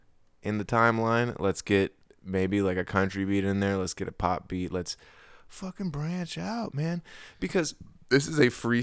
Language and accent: English; Hawaii, United States; You understand that this is where these are my roots. I grew up in Hawaii, bro.